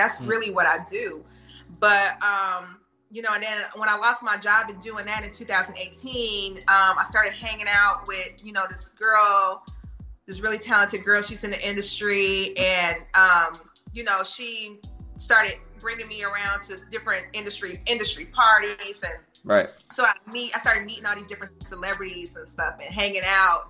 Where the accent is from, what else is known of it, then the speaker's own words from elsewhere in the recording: Cleveland, Ohio, United States; I'm from Cleveland